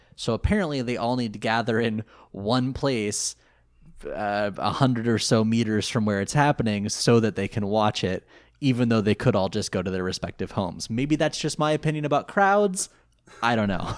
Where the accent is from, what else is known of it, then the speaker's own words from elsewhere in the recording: outside of Sacramento, California, United States; I grew up outside of Sacramento